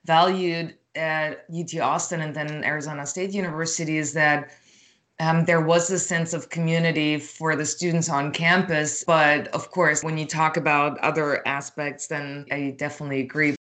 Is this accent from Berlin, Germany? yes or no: yes; Berlin, Germany; moved away; I came from Berlin, I grew up there.